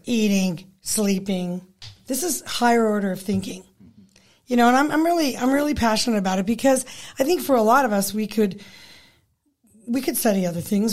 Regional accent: Pueblo, Colorado, United States; moved away as an adult; also born or lived in Fort Collins / Boulder / Halifax / Toronto; I grew up in Pueblo

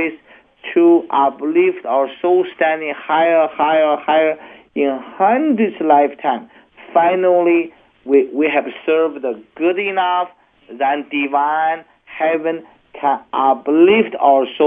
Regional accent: China; my great parents were such poor people in China, in the mountain, and I grew up also

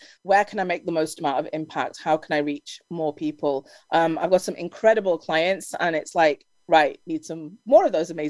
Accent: Ghana; also born or lived in Brooklyn, New York, United States / Albany, New York, United States / Buffalo, New York, United States / Silver Spring, Maryland, United States; now in Pennsylvania, United States; I was born and raised in Ghana, and then I grew up in Brooklyn and went to school in Albany, Buffalo, lived in Silver Spring, Maryland, and now I'm in Pennsylvania.

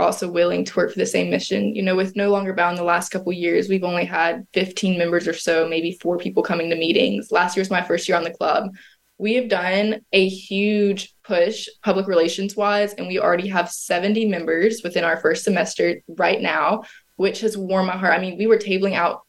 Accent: the South, United States; growing up in the South

